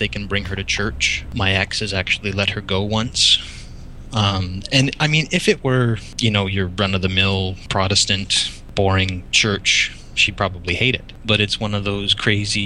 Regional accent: Niagara, Ontario, Canada; I'm from Ontario, Canada, Niagara specifically

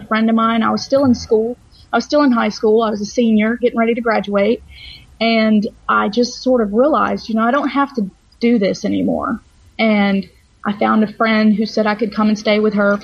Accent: Georgia, United States; born and raised in Georgia

